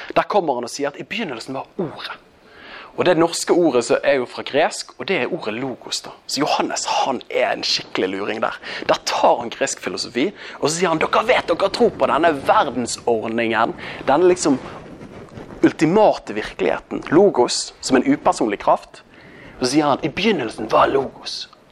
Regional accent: Bergen, Vestland, Norway; accent: Bergen dialect; Jeg er jo fra Bergen. Det er jo kanskje den dialekten du minst har lyst til å høre

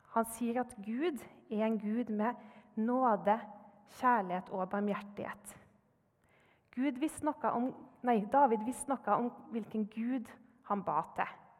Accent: Trondheim, Trøndelag, Norway; jeg kommer fra Trondheim.

